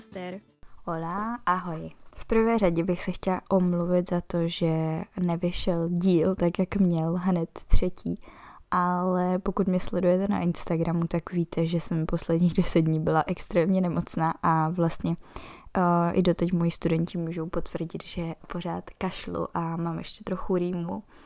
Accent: Bohemia, Czechia; u nás v Čechách

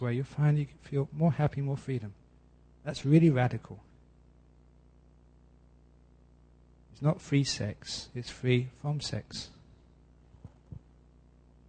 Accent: London, United Kingdom; Growing up in West London, I had enormous opportunities to go and hear great

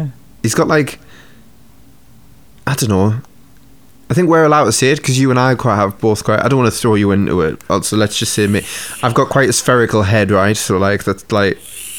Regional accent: Newcastle upon Tyne, North East England, United Kingdom; accent: Geordie; my accent. So Geordie

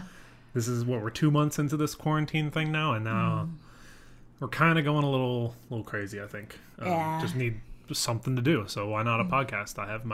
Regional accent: Virginia, United States; now in Austin, United States; I'm 26, not from Texas. I'm from Virginia. I have a lot of family from Texas, though, which is what brought me here.

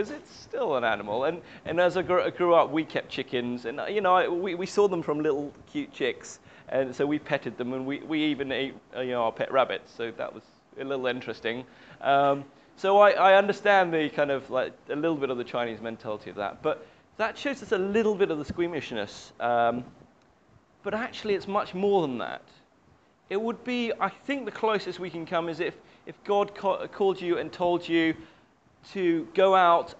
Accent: United Kingdom; I grew up in the British culture. I'm very British

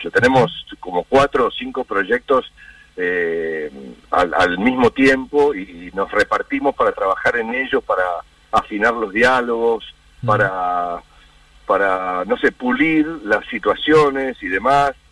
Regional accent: Argentina; somos los argentinos

